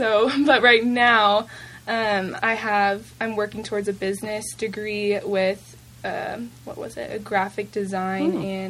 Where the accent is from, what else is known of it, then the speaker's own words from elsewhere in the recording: Moscow, Idaho, United States; born there; now in Moses Lake, United States; My family currently lives in Moses Lake, Washington, but I was born in Moscow, Idaho, and we've moved around quite a bit.